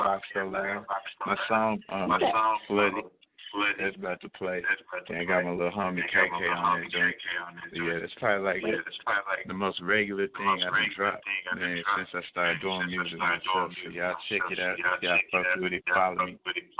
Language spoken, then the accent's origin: English; Houston, Texas, United States; Yeah, I'm in Houston. I'm from Houston.